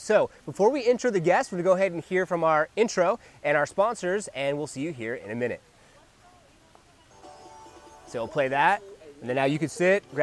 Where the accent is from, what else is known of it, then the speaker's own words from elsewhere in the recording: Pittsburg, California, United States; moved away as an adult; also born or lived in Pleasanton, California; now in Arizona, United States; I was born in Pittsburgh.